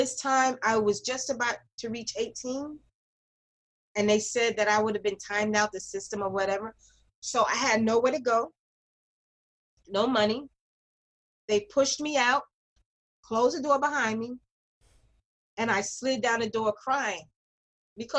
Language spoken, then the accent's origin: English; New York City, New York, United States; growing up in Greenwich Village